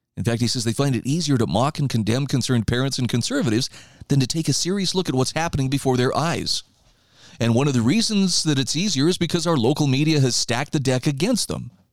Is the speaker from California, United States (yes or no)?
no; Idaho, United States; here in my home state of Idaho